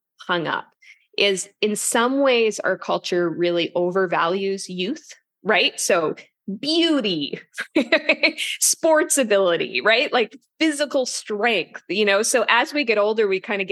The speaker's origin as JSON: {"language": "English", "region": "Yukon", "country": "Canada", "tie": "born or raised there", "moved": "yes", "lives_now": "Toronto, Canada", "said": "I grew up in the Yukon, which is basically beside Alaska. And so I'm also jealous as I'm in the Eastern Canada now"}